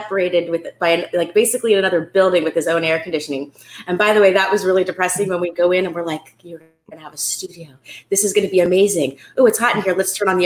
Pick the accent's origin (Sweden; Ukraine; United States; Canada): United States; California; I'm from California